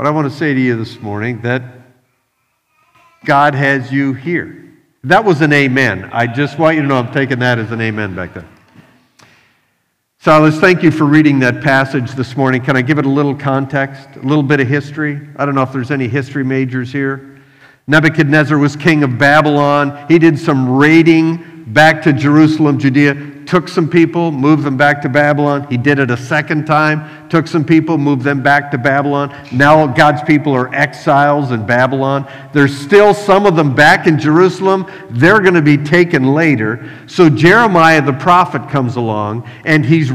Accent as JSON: {"language": "English", "country": "Canada", "moved": "yes", "lives_now": "Philadelphia, United States", "said": "I live in Philadelphia, but I'm from Canada"}